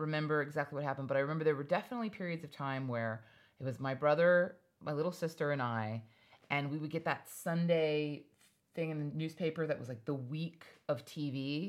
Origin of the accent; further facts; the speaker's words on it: Hawaii, United States; And I just want you to know, I grew up in Hawaii. We had a pool, a yard, dogs.